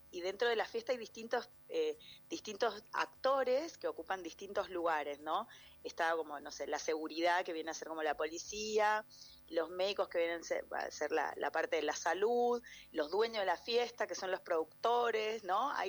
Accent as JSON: {"language": "Spanish", "region": "Mendoza", "country": "Argentina", "said": "somos mendocinos nosotros"}